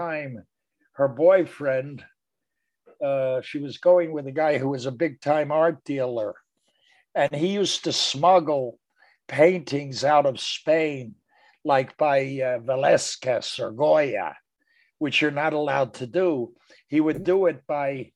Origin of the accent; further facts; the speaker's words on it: Philadelphia, Pennsylvania, United States; moved away as an adult; also born or lived in New York; We both grew up in West Philly, very near each other.